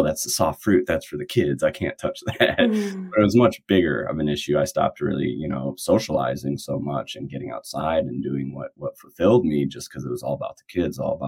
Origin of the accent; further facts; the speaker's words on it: outside Chicago, Illinois, United States; moved away as an adult; also born or lived in Wisconsin; now in Alaska, United States; I grew up outside Chicago, and I really loved growing up there.